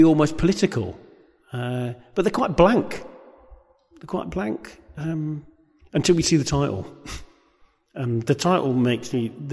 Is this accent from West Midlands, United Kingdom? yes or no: yes; Coventry, West Midlands, United Kingdom; it was the place in which I was brought up